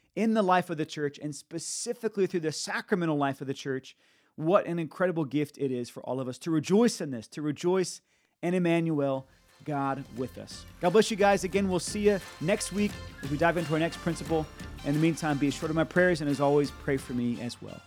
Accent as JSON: {"language": "English", "country": "United States", "also_born_or_lived": "Nashville, Tennessee", "lives_now": "Tampa, United States", "said": "I see it in myself as an American"}